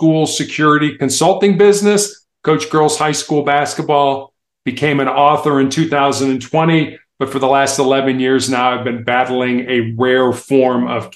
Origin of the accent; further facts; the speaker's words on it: United States; I am from the United States